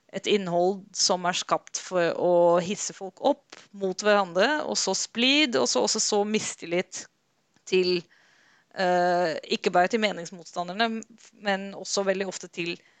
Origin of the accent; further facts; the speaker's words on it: Netherlands; now in Norway; Jeg er selv fra Nederland